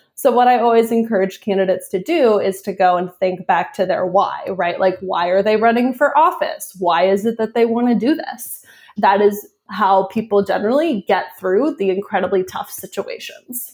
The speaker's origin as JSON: {"language": "English", "town": "New Orleans", "region": "Louisiana", "country": "United States", "tie": "born or raised there", "also_born_or_lived": "New Haven, Connecticut / Maine / Knoxville, Tennessee / Pennsylvania", "moved": "yes", "said": "I was born in New Haven, Connecticut, and then grew up in New Orleans, Louisiana, um, until Hurricane Katrina happened"}